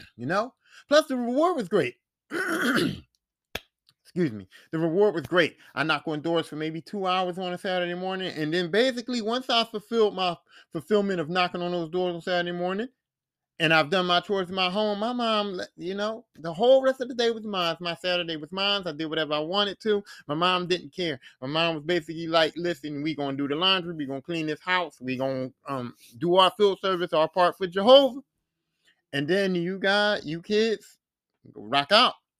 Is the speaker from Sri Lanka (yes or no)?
no; Philadelphia, Pennsylvania, United States; where I grew up at in West Philly